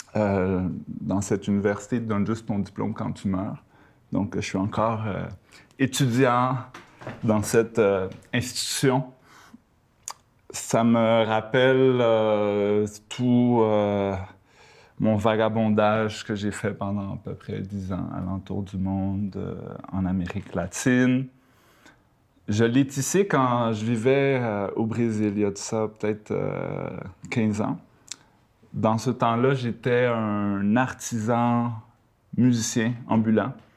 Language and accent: French; Quebec, Canada; also born or lived in Panama; now in Montreal, Canada; je viens du Panama, j'ai également grandi euh, au Québec